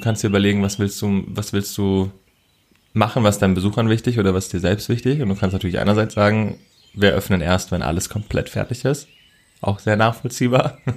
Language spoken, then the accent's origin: German; Baden-Württemberg, Germany; born there; Ich bin gebürtiger Badener.